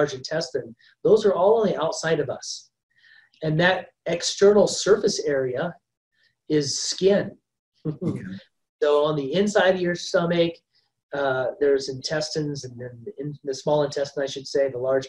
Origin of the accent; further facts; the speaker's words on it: Ohio, United States; I grew up in Ohio and it was like tick central.